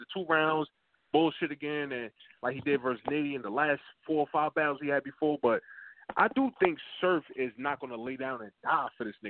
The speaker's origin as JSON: {"language": "English", "town": "Milton", "region": "New Jersey", "country": "United States", "said": "Yo, I'm a Jersey. I'm from Milton, New Jersey, man."}